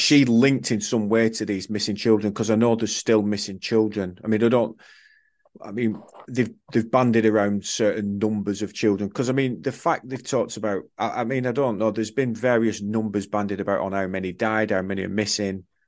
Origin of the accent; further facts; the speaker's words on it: England, United Kingdom; I'm an Englishman. I've served in the armed forces